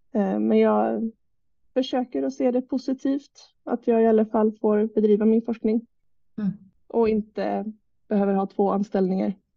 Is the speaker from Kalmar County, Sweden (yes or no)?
no; Jönköping, Jönköping County, Sweden; also born or lived in Umeå; jag är uppväxt i Jönköping